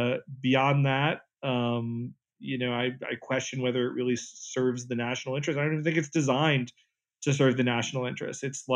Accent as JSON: {"language": "English", "region": "North Carolina", "country": "United States", "tie": "born or raised there", "moved": "yes", "said": "I grew up in North Carolina in a town where everybody was basically white or African American"}